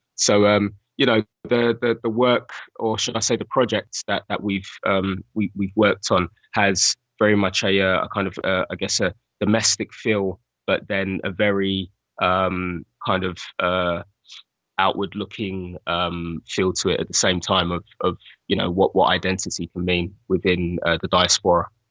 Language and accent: English; London, United Kingdom; I grew up in Bethnal Green